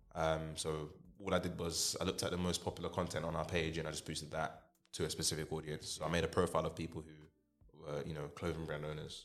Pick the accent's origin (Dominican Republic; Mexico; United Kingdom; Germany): United Kingdom; London; I grew up in South London, Deptford